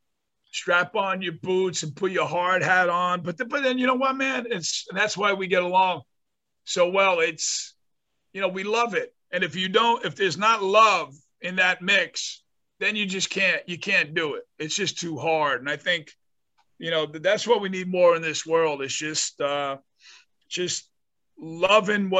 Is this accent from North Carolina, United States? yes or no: no; North Bergen, New Jersey, United States; where I grew up in North Bergen, which is a suburb of New York City